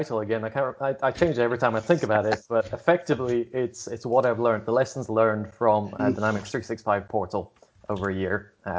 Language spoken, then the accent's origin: English; Scotland, United Kingdom; I don't even know where my accent comes from. Having grown up mostly in Scotland, I've never picked up any of that.